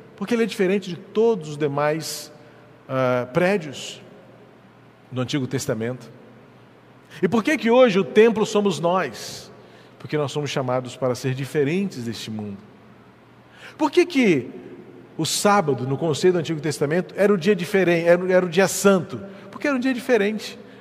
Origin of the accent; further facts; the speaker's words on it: Rio de Janeiro, Brazil; eu nasci no hospital evangélico na Tijuca